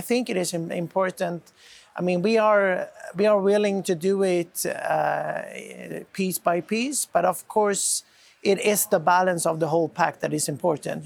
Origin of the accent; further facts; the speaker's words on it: Sweden; my home country in Sweden